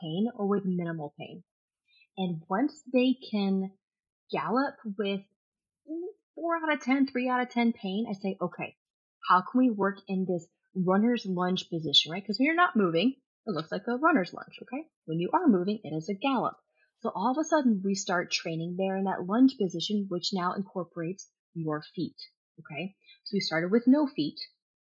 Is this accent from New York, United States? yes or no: no; Kentucky, United States; I grew up in Kentucky.